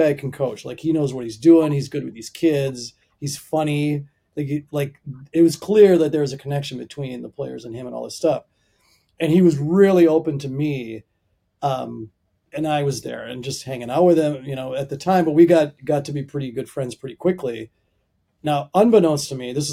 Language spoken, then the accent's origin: English; Minnesota area, United States; moved away as an adult; now in Virginia, United States; I'm from Minnesota area, from the Midwest.